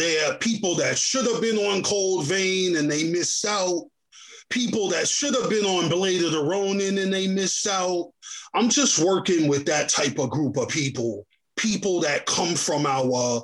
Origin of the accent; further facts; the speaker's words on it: New York City, New York, United States; also born or lived in Mount Vernon, New York / Jamaica, Queens; born in Mount Vernon, New York, and I grew up in the Bronx initially. From the Bronx, I went to Queens. This is where I started to write. I was 10 years old